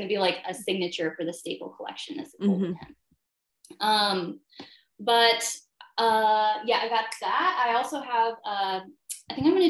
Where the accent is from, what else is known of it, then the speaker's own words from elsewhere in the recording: Saranac Lake, New York, United States; I'm from Saranac Lake area in New York State